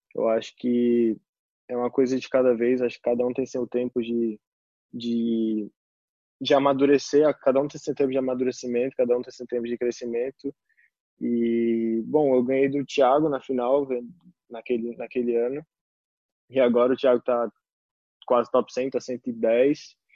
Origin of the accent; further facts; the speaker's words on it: Recife, Pernambuco, Brazil; moved away; also born or lived in São Paulo; eu sou de Recife